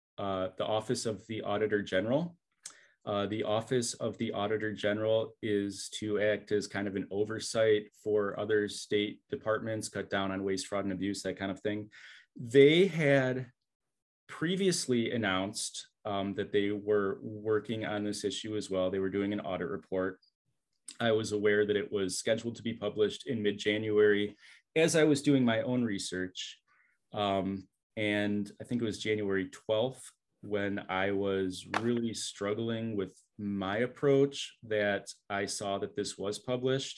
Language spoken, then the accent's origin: English; Southfield, Michigan, United States; I grew up in Southfield in the late 80s, early 90s